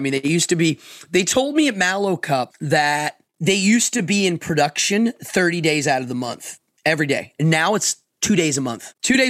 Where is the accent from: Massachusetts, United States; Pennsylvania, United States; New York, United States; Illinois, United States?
Pennsylvania, United States; Altoona; Altoona. Yeah, Altoona. I'm from there.